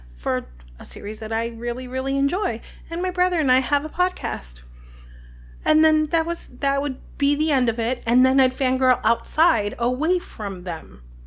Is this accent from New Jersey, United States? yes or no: yes; New Jersey, United States; we're from New Jersey.